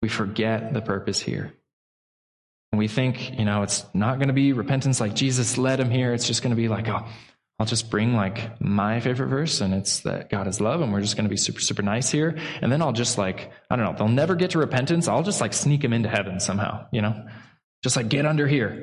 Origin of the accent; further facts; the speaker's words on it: Pacific Northwest, United States; I grew up in the Pacific Northwest